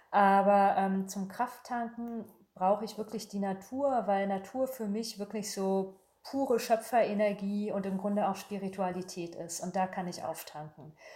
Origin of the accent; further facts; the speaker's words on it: Berlin, Germany; born there; also born or lived in Paris; Ich habe lange in Paris gelebt. Das ist für mich immer ein Sehnsuchtsort. Ich bin äh, gebürtige Berlinerin. Also es geht für mich nichts über Berlin.